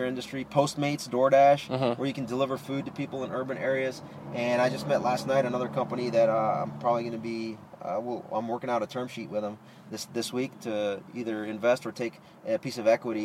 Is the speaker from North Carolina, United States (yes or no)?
no; New York City, New York, United States; I'm originally from Inwood